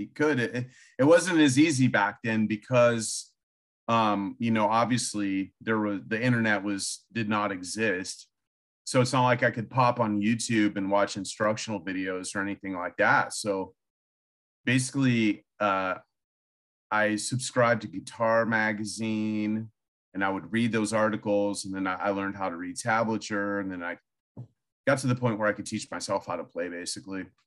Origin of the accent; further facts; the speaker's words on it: Illinois, United States; moved away; also born or lived in Austin, Texas / California; I grew up in Illinois, pretty much in a cornfield in the middle of nowhere